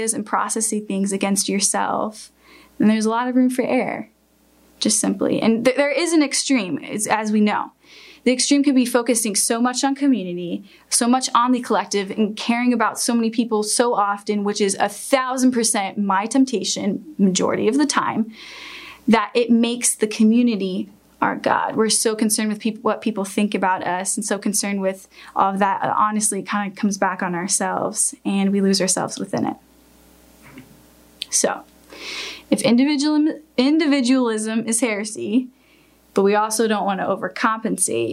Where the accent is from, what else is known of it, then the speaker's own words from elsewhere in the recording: United States; us as American Christians